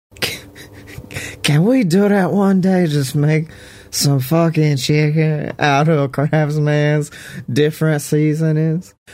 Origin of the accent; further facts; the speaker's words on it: Oxford, Mississippi, United States; my hometown